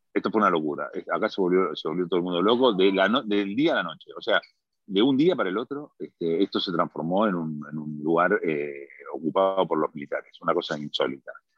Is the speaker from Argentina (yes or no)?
yes; Argentina; moved away as an adult; now in Milan, Italy; los argentinos somos italianos que hablamos en español